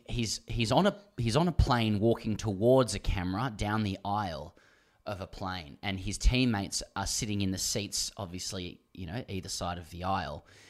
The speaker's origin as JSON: {"language": "English", "country": "Australia", "said": "I'm Australian"}